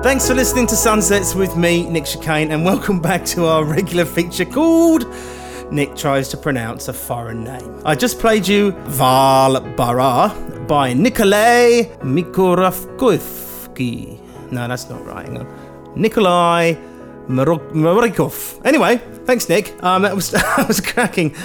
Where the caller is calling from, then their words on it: Sheffield, Yorkshire and the Humber, United Kingdom; I'm ringing from Sheffield in South Yorkshire in uh, England